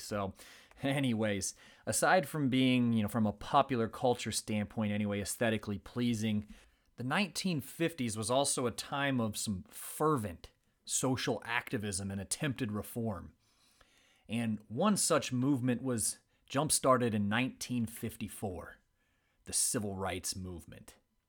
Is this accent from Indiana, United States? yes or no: yes; Fort Wayne, Indiana, United States; when I was a kid growing up in Fort Wayne, Indiana.